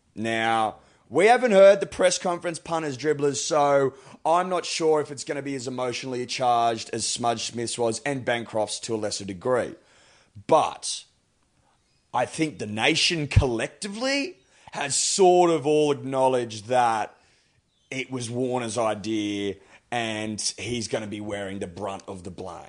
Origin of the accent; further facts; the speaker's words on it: Australia; as an Australian